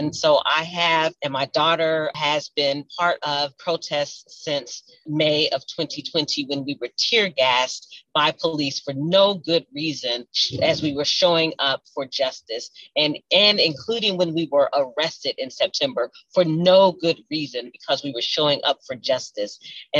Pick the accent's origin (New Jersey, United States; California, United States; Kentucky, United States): Kentucky, United States; Louisville; And so I am deeply honored and blessed to be someone who was born and raised in Louisville